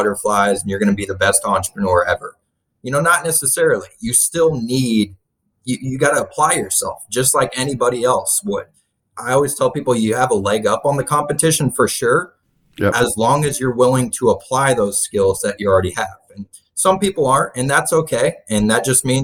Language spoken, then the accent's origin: English; Kansas City, United States; moved away as an adult; I'm from the Kansas City area. That's mainly where I grew up originally